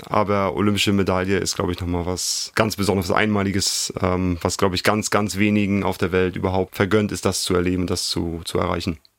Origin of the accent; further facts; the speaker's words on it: Schwerin, Mecklenburg-Vorpommern, Germany; moved away as an adult; also born or lived in Italy / Suhl; Schwerin ist meine Heimat. Ich bin hier groß geworden, hier aufgewachsen